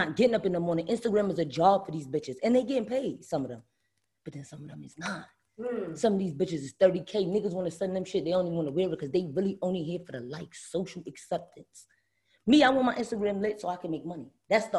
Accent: New York City, New York, United States; moved away as an adult; now in Atlanta, United States; I'm born and bred in Brooklyn

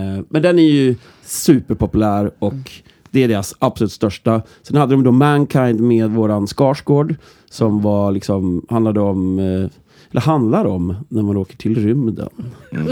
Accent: Norrland, Sweden; mig som norrlänning

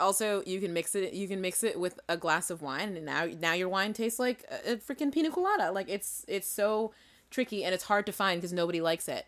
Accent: New Bedford, Massachusetts, United States; I am from Southeastern Mass, cl-, a beautiful historic New Bedford, Massachusetts. Um, and there's a fast ferry from my hometown to Martha's Vineyard

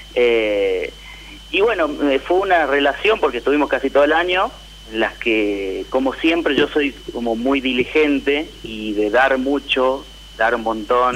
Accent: San Miguel de Tucumán, Tucumán, Argentina; de San Miguel de Tucumán

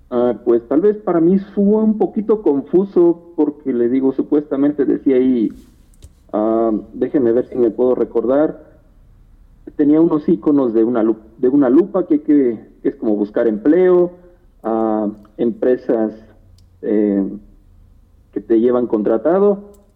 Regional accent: Querétaro, Mexico; yo soy nacido aquí en Querétaro

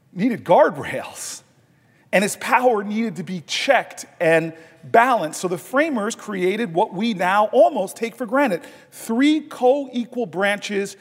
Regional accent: Newark, New Jersey, United States; a lifelong Newark resident of my home city

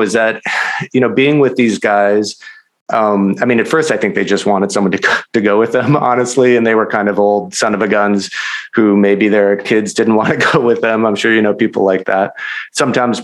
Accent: Minnesota, United States; I'm from Minnesota, but my family has a cabin in Wisconsin where I've gone every summer for my whole life

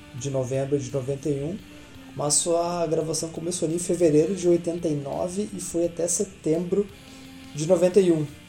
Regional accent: Campo Bom, Rio Grande do Sul, Brazil; também sou da cidade de Campo Bom, Rio Grande do Sul, aqui do lixo de cidade

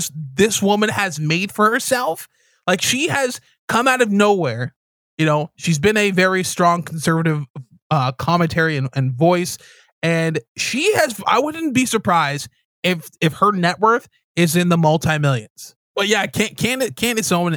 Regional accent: Jamaica; now in Canada; I'm Jamaican Canadian

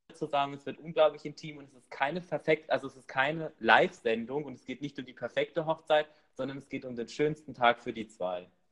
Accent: Rhineland-Palatinate, Germany; bei uns in der Pfalz

